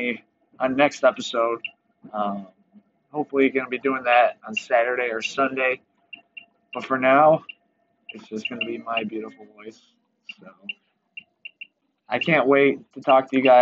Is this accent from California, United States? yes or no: no; Wisconsin, United States; I'm from Wisconsin, so I rep Wisconsin all day